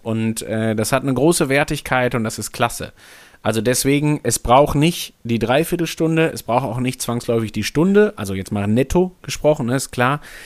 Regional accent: Hamburg, Germany; Also ich bin Hamburger, Hamburg geprägt

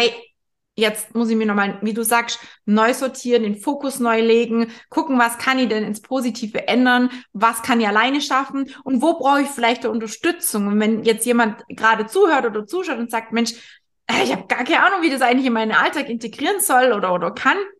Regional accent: area around Bad Wörishofen, Bavaria, Germany; moved away; ich komme ja da aus der Ecke

